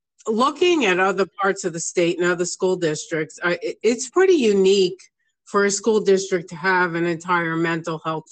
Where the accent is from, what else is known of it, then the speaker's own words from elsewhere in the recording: New York, United States; because I came from New York.